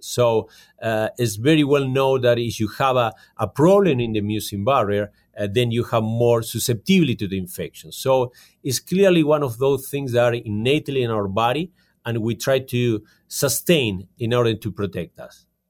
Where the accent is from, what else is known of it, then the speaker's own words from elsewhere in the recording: Argentina; moved away as an adult; also born or lived in California, United States; now in Calgary, Canada; I'm from Argentina, and I did my studies in California